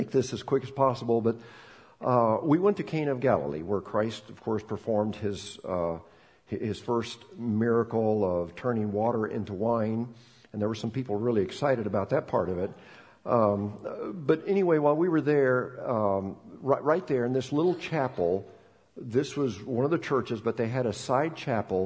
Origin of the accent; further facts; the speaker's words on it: Bolivia; moved away; I'm from Bolivia, and talking to them in Spanish